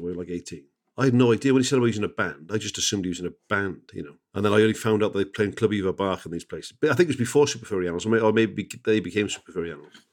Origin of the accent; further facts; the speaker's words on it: Barry, Wales, United Kingdom; I'm from Barry